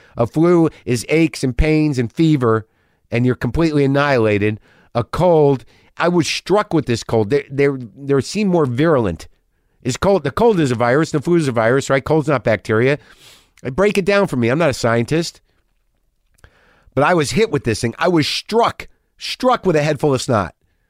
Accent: Albuquerque, New Mexico, United States; I grew up in the Northwest Valley.

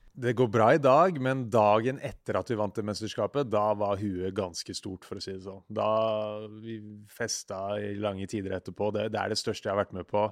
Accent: Siggerud, Akershus, Norway; also born or lived in Ski; jeg vokste opp på Sigrud, som er eh, ja, 20-30 minutter øst for Oslo.

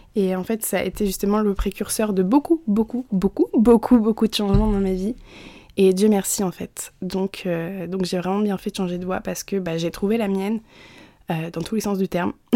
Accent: Normandy, France; also born or lived in Montreal; Je suis normande. Je suis née en Normandie. J'ai toujours vécu en Normandie.

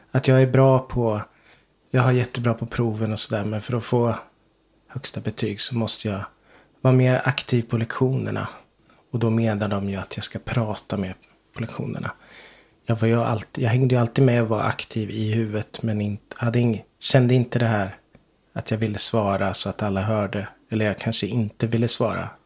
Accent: Ryda, Sweden; moved away as an adult; now in Knesta, Sweden; Trots att jag känner mig som Rydabo mm. fortfarande. Jag kommer från Ryda

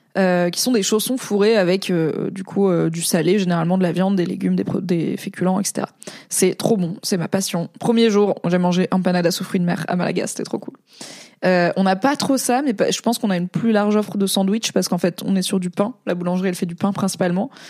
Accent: Valence, Auvergne-Rhône-Alpes, France; moved away; also born or lived in Alsace; je suis née en Alsace, mais j'ai grandi à Valence, euh, dans la Drôme

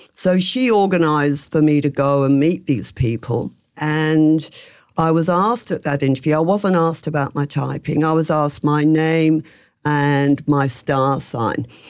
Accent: England, United Kingdom; moved away as an adult; also born or lived in London; now in Melbourne, Australia; I'm from England

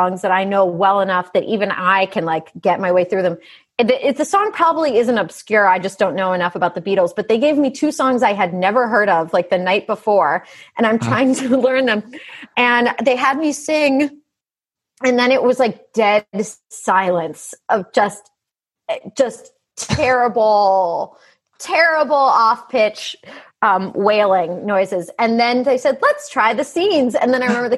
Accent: Pittsburgh, Pennsylvania, United States; I grew up in Pittsburgh, so not far from Ohio

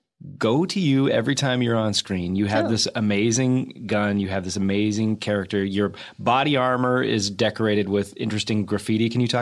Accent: Whittier, California, United States; I grew up in Whittier

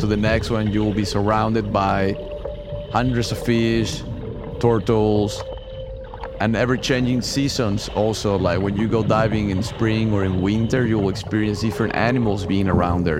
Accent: Mexico; moved away; I'm originally from Mexico, and that's where I started my underwater adventures

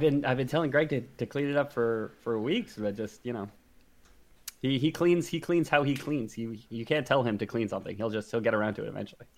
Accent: Canada; we're, we're Canadian, but we are, you know, Westerners.

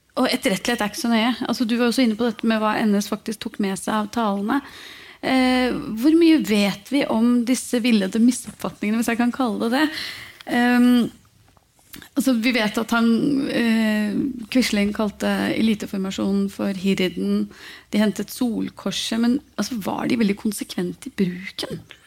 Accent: Norway; Når man er født og oppvokst i Norge

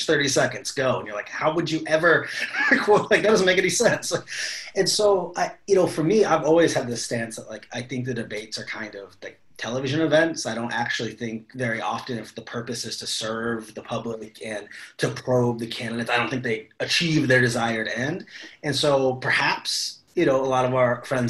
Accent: Cleveland, Ohio, United States; my hometown of Cleveland

